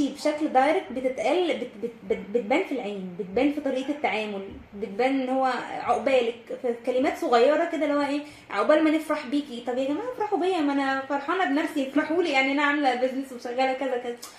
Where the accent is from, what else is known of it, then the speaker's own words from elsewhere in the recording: Egypt; اللي عندنا كمصريين وكعرب